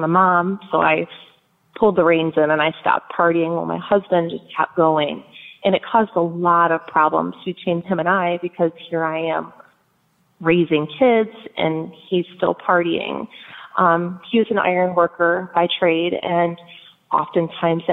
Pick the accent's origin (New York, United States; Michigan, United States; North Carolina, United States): Michigan, United States; moved away; we are originally from Michigan. I was born and raised